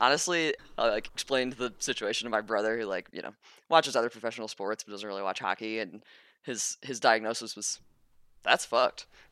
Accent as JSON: {"language": "English", "region": "the South", "country": "United States", "said": "I'm from the South"}